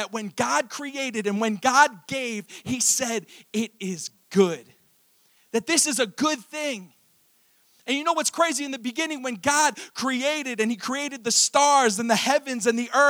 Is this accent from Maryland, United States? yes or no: yes; Fallston, Maryland, United States; So I went to high school in Harford County. Go Cougars. I grew up in Fallston, Maryland